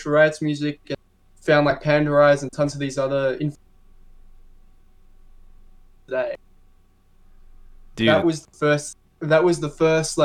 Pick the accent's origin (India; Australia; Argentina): Australia; Melbourne, Victoria; I'm from Melbourne, Australia, and I make bass music